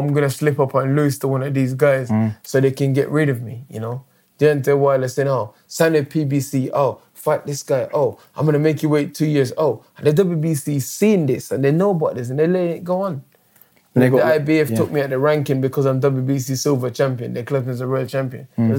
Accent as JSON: {"language": "English", "region": "London", "country": "United Kingdom", "said": "I'm British. Of course, I'm British and I'm London. Of course, I'm going to say London"}